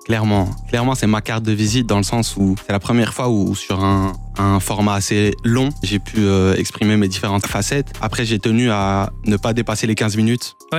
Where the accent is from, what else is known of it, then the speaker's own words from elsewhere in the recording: Brussels, Brussels-Capital Region, Belgium; j'ai grandi à Laken